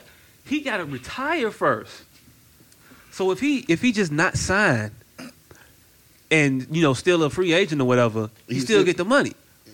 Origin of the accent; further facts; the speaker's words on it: Chicago, Illinois, United States; I'm from Chicago too. I'm from right next to Englewood. I am not from Englewood.